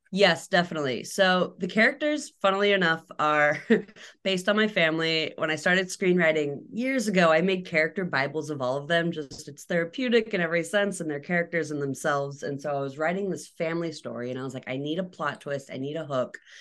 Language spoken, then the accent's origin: English; Atlanta, Georgia, United States; also born or lived in Alabama; Atlanta, Georgia, which is not a small town